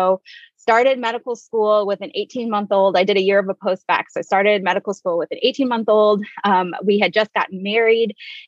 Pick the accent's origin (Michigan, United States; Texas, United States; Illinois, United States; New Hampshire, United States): Michigan, United States; Detroit; also born or lived in Chicago / Northwest Indiana; So as you guys said, I am originally from Detroit.